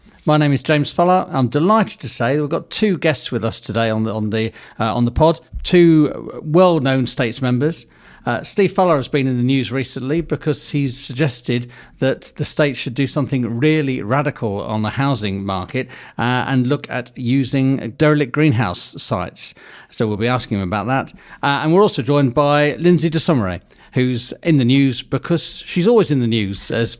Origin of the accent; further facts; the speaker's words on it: Guernsey; that's where we come from Guernsey.